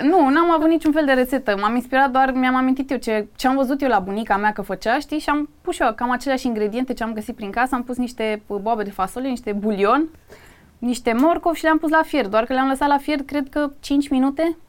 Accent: Craiova, Dolj, Romania; moved away as an adult; now in Bucharest, Romania; Eu m-am născut în Craiova, eu vin din provincie practic

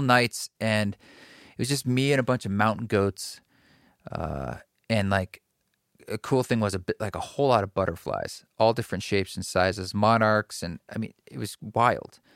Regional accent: Oregon, United States; I grew up in Oregon

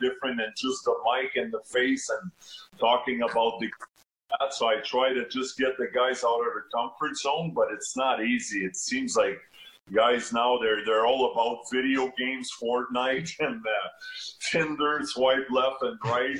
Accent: near Montreal, Quebec, Canada; born or raised there

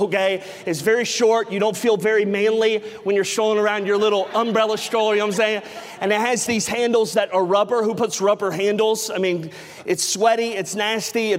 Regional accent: the South, United States; growing up in the South my entire life

